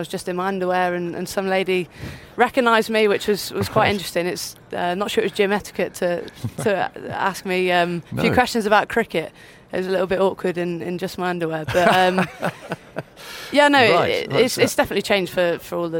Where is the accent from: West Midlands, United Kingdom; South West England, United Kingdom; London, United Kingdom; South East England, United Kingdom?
South West England, United Kingdom; Devon; I was from a smaller county when I grew up in Devon